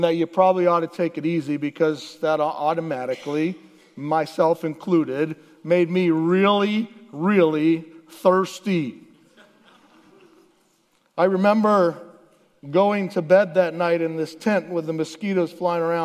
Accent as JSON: {"language": "English", "region": "Southwest Florida", "country": "United States", "tie": "born or raised there", "also_born_or_lived": "Alaska", "moved": "yes", "lives_now": "Michigan, United States", "said": "we moved from Alaska to Florida, all in a matter of a few weeks. And the Lord took my family as a young high school boy to live in Southwest Florida"}